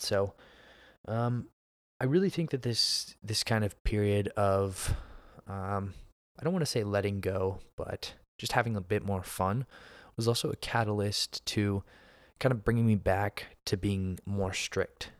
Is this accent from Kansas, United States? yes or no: no; Pennsylvania, United States; moved away as an adult; now in Texas, United States; I'm from Pennsylvania, but I live in Texas now.